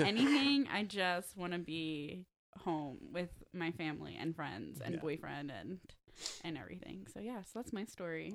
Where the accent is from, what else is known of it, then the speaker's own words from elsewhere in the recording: Clifton Heights, Pennsylvania, United States; I'm from Clifton Heights